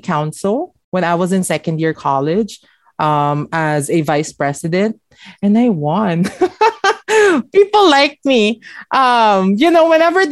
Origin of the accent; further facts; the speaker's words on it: Parañaque, Metro Manila, Philippines; moved away as an adult; now in Los Angeles, United States; I was born and raised from Parañaque City